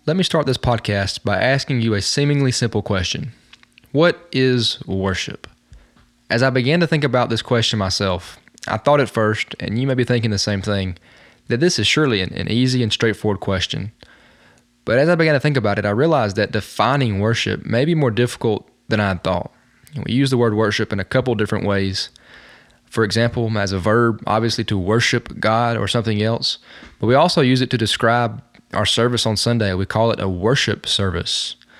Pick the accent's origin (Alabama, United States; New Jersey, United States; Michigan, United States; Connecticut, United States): Alabama, United States; Talladega; Right outside of my hometown of Talladega is Mount Sheehaw. It is the tallest mountain in Alabama